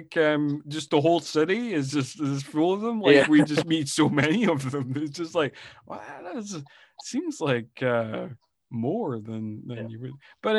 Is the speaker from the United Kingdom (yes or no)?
yes; Scotland, United Kingdom; I'm Scottish.